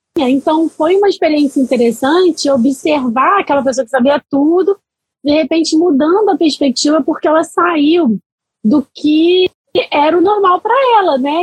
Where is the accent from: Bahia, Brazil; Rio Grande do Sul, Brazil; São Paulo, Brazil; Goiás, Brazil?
Bahia, Brazil; Salvador; moved away; eu sou baiana, né? Sou de Salvador